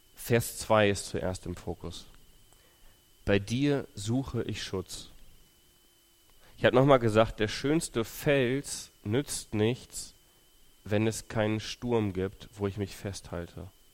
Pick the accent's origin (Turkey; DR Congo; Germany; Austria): Germany; Löhne, North Rhine-Westphalia; moved away as an adult; also born or lived in Ukraine / Thuringia; now in Ibbenbüren, Germany; ich bin in Ostwestfalen aufgewachsen, also Löhne, Bad Oeynhausen, da die Ecke.